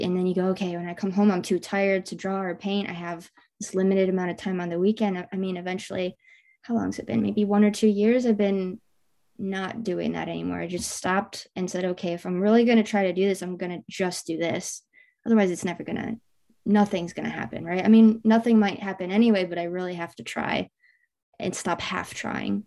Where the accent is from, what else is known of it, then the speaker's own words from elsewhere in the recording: Michigan, United States; I, I grew up in Michigan